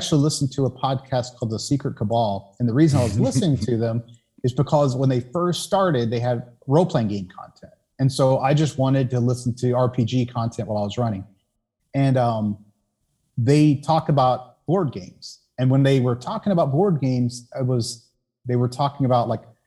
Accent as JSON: {"language": "English", "town": "Savannah", "region": "Georgia", "country": "United States", "tie": "born or raised there", "moved": "as an adult", "said": "I was born in Savannah, Georgia, so southeastern, part of the U.S. I grew up there, left when I was 18"}